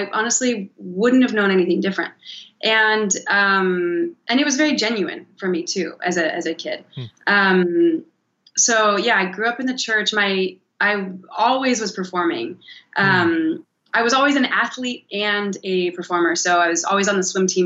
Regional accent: Cody, Wyoming, United States; now in Los Angeles, United States; I'm from a small town called Cody, Wyoming, which is the east entrance to Yellowstone National Park

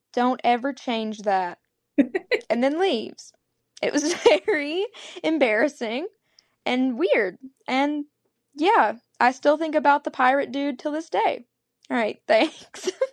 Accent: Arkansas, United States; I'm from Arkansas

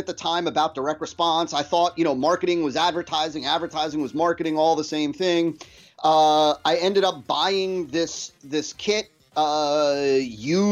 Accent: New Jersey, United States; was born and raised in New Jersey

